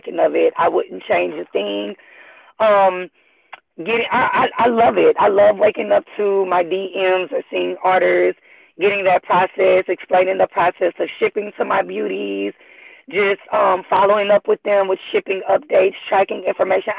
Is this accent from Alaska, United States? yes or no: no; Houston, Texas, United States; I was born and raised in Houston, Texas, first generation